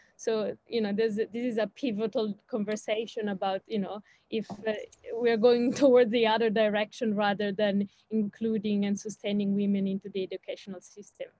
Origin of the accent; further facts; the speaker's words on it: Switzerland; now in Australia; I'm from Switzerland originally